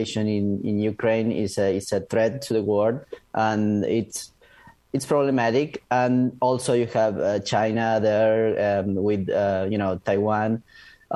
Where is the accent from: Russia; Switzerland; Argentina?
Argentina; moved away; I am from Argentina